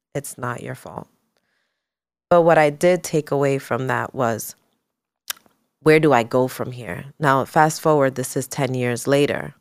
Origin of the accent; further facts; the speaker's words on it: New York City, New York, United States; also born or lived in California; growing up in New York City, growing up being a Latina woman